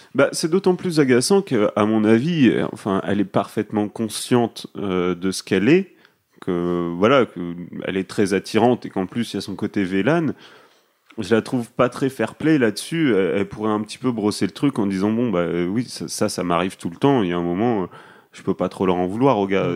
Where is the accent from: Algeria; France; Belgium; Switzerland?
France; nous en France on fait la bise à tout le monde tout le temps